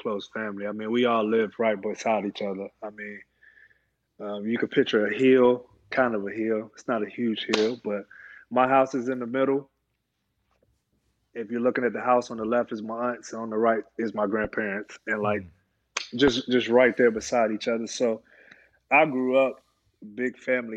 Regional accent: Alabama, United States; moved away as an adult; also born or lived in Indiana; I'm 10 minutes from the University of Alabama, and you know, it is football country

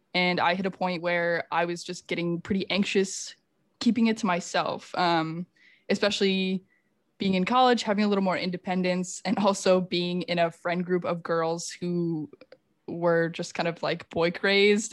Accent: Finger Lakes, Western New York, United States; now in Chicago, United States; I grew up in the Finger Lakes in Western New York, which is like wine country

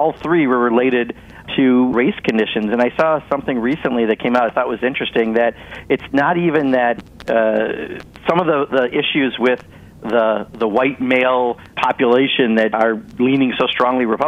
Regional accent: Kenosha, Wisconsin, United States; I grew up in Kenosha, Wisconsin

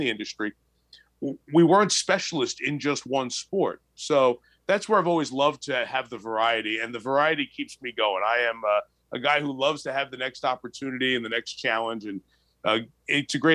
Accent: New York, United States; growing up in New York and watching Marv Albert do the local sports on WNBC-TV

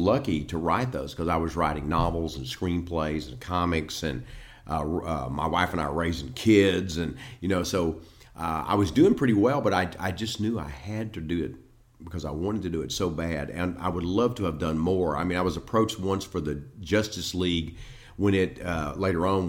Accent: East Texas, United States; I grew up in East Texas

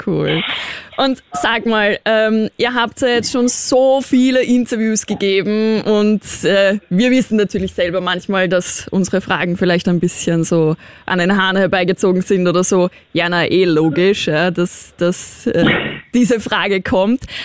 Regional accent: Austria; ich bin Österreicherin

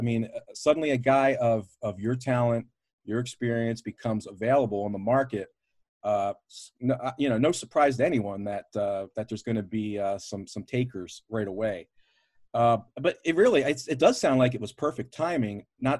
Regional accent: Baltimore, Maryland, United States; I'm from Baltimore anyway, and Ring of Honor was, you know, their home offices are right in my backyard.

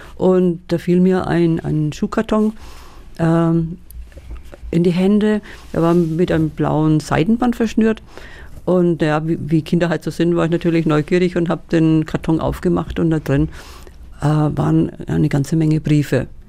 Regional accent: Schwabach, Bavaria, Germany; bin in Schwabach groß geworden. Schwabach geboren, aufgewachsen, in die Schule gegangen in Schwabach

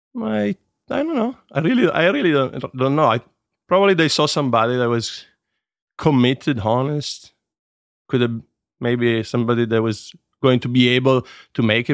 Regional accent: Turin, Piedmont, Italy; I was born in Torino and, uh, soon moved just in the outskirts of the city because my father was, uh, put in charge of a factory that was opening to manage the staff. And, uh, so I grew up just outside of Torino

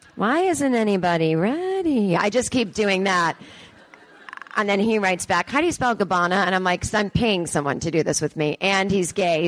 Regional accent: East Coast, United States; now in Los Angeles, United States; I'm from the East Coast

